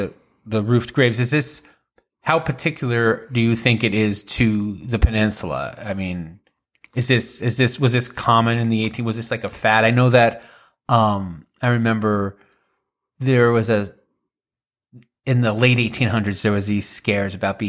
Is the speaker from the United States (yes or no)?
yes; Northeast, United States; Like, I'm from the Northeast, and there were it was very rare to just for a family to have a plot on their family land up there.